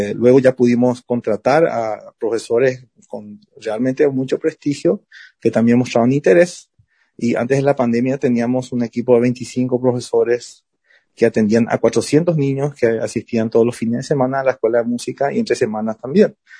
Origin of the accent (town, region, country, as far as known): Carapeguá, Paraguarí, Paraguay; born or raised there; also born or lived in Buenos Aires, Argentina / Asunción, Paraguay